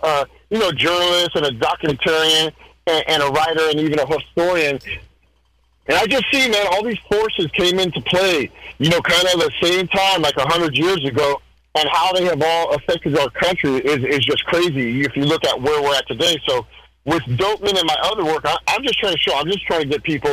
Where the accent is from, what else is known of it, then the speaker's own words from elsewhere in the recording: United States; I'm American.